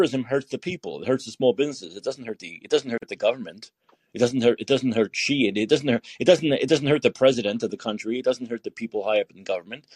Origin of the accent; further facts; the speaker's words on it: New York City, New York, United States; because I'm from Brooklyn